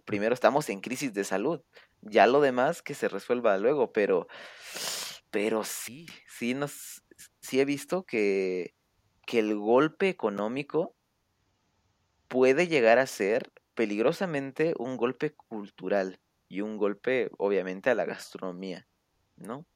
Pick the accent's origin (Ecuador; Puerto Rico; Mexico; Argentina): Mexico; en mi pueblito, pues estamos aquí